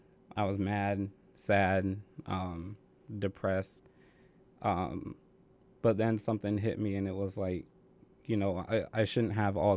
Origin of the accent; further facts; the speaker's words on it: Vernon, Connecticut, United States; So I was born in Vernon, Connecticut, which is about 20 minutes away from here. I used to live with my mom and my dad and a nice little town in Vernon.